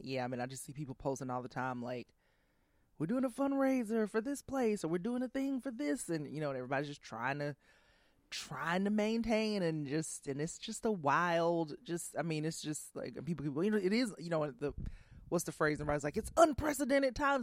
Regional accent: Columbus, Georgia, United States; moved away as an adult; also born or lived in New York / Washington, D.C.; I grew up in Georgia.

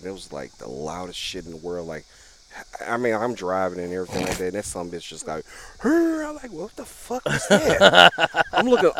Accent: Memphis, Tennessee, United States; I'm from Memphis, so hell, I'm used to that.

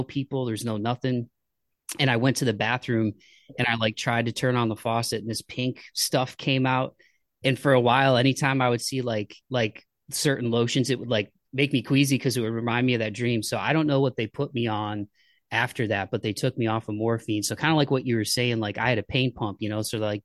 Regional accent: Toledo, Ohio, United States; I grew up in Ohio

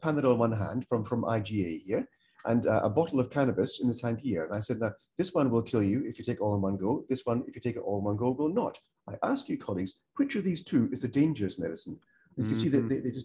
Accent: Malaysia; now in United Kingdom; I'm not from the UK. I'm from Malaysia.

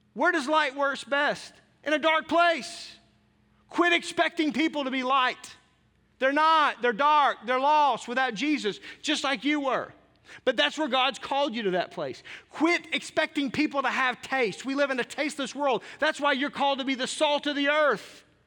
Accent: Arkansas, United States; I grew up in Arkansas.

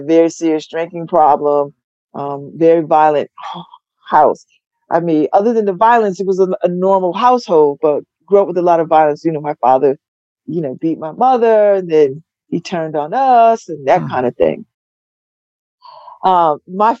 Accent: New Haven, Connecticut, United States; I'm from New Haven. I grew up in New Haven

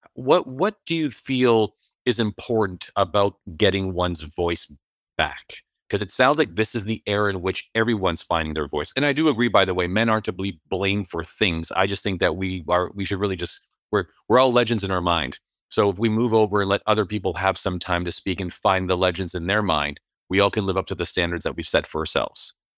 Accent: Canada; as a Canadian

